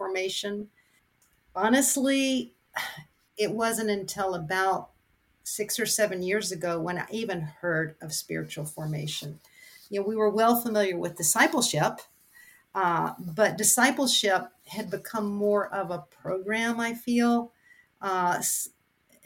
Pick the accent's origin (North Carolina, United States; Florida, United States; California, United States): Florida, United States; Gainesville; I grew up in Gainesville, Florida, at a small church called 14th Street Church of Christ